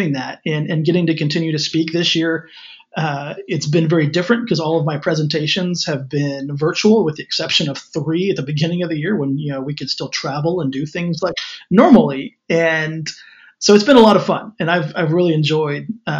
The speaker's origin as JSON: {"language": "English", "region": "West Texas", "country": "United States", "tie": "born or raised there", "said": "my hometown out here in West Texas"}